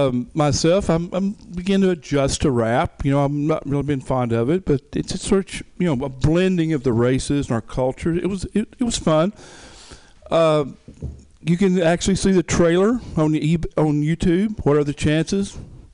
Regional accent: the South, United States; moved away; I'm from the South

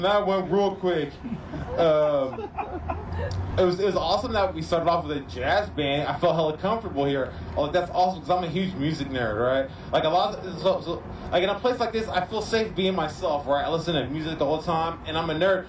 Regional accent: Oakland, California, United States; I'm from Oakland

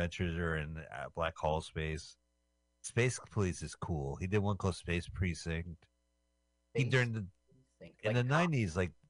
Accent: United Kingdom; I'm a Brit speaking American.

